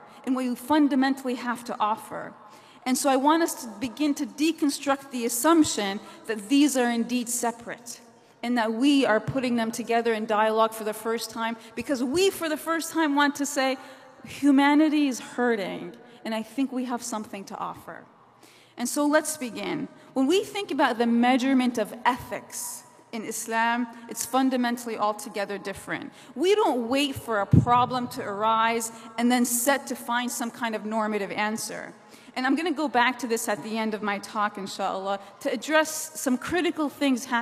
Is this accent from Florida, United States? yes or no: no; New Jersey, United States; I'm from New Jersey, the Garden State